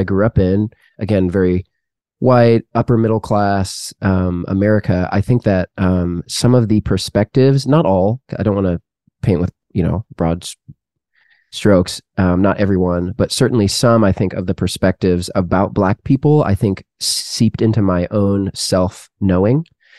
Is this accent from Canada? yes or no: yes; Canada; my parents had grown up in Canada, and then I was born in Canada.